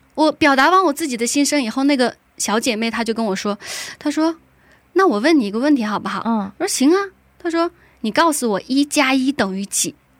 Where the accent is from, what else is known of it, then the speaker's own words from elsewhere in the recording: China; now in Incheon, South Korea; 我是来自中国大陆的